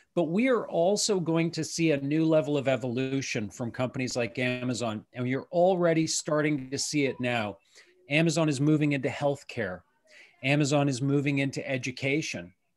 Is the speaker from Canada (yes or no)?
yes; Canada; as a Canadian